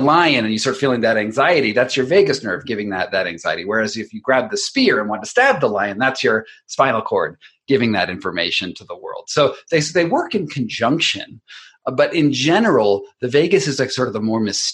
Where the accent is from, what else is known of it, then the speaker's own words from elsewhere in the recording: United States; as an American